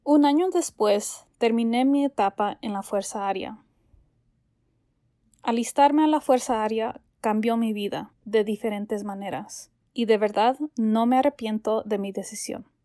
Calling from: New Jersey, United States; de Nueva Jersey.

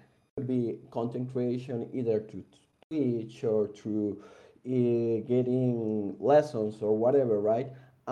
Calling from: San José, Costa Rica; I'm calling from San Jose, Costa Rica.

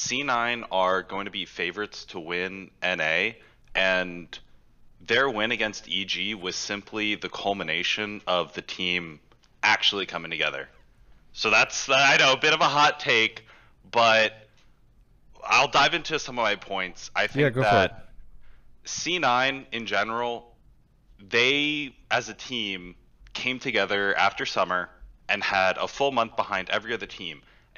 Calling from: Houston, Texas, United States; Houston, Texas.

